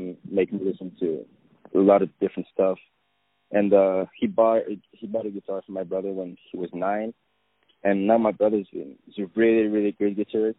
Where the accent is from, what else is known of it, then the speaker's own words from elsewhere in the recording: Paris, Île-de-France, France; I'm from Paris, born and raised